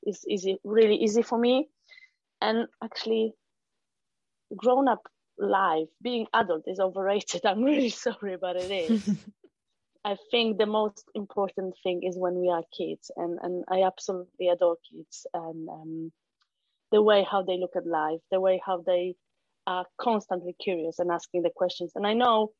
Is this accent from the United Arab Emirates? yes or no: no; Poland; English is a second language; moved away as an adult; I'm not native English speaker, so I'm from Poland. And the whole life happened in Poland.